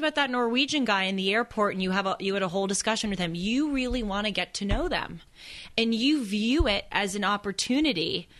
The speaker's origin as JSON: {"language": "English", "town": "Los Angeles", "region": "California", "country": "United States", "tie": "born or raised there", "said": "growing up in Los Angeles, and especially going to the schools that I went"}